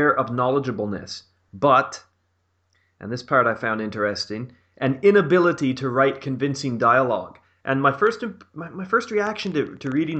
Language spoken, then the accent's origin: English; Canada; as a Canadian